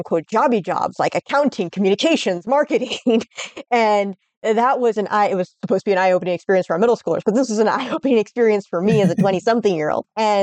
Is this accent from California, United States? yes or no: yes; Glendale, California, United States; I grew up in Glendale. So yeah, Disney Animation Studios was in my backyard